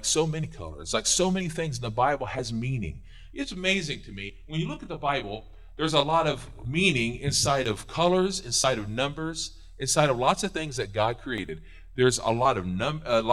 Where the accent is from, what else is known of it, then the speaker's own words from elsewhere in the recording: Missouri, United States; I was born in Missouri